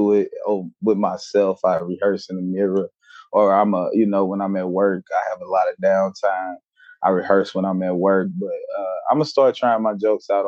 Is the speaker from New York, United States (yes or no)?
no; St. Louis, Missouri, United States; I'm from St. Louis.